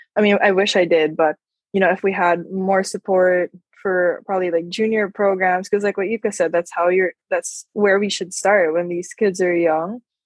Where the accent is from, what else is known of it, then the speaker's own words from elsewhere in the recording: Philippines; growing up in the Philippines